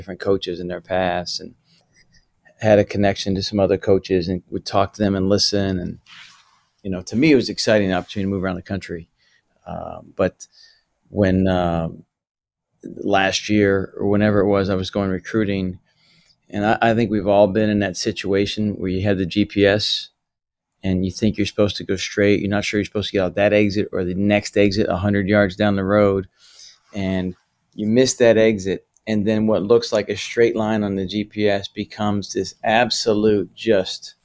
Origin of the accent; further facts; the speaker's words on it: Morgantown, West Virginia, United States; having the chance to grow up around an athletic department in Morgantown, West Virginia